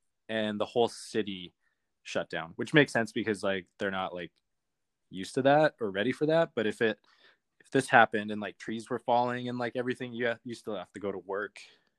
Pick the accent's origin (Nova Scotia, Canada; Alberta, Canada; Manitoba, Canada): Alberta, Canada; Calgary; Calgary, Alberta.